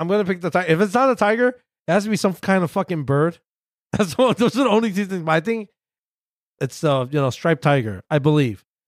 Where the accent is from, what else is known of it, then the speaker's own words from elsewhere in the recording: New York, United States; as a New Yorker